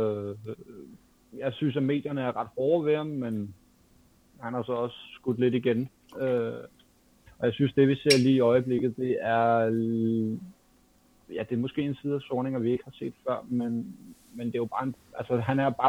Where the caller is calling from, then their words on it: Capital Region of Denmark, Denmark; Jamen, øh, jeg kommer fra Nordvest.